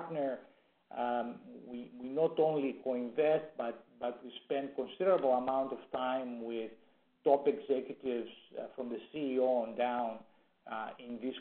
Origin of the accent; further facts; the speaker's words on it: Greece; moved away as an adult; now in Silicon Valley, United States; Originally from Greece, came to the U.S. about 40 years ago to go to school, and ended up staying.